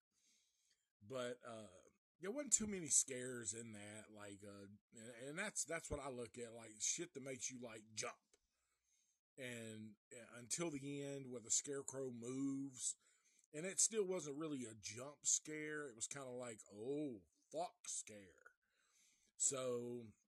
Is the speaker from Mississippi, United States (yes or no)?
no; Nashville, Tennessee, United States; I am from Nashville